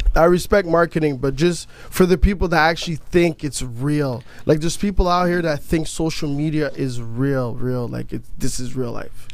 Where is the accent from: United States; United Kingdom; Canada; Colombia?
Canada; I'm not American. I'm Canadian